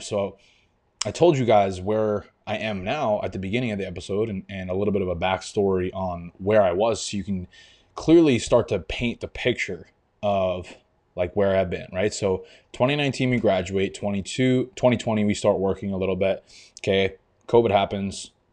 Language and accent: English; Long Island, New York, United States; also born or lived in Albany, New York; I'm from New York. I grew up on Long Island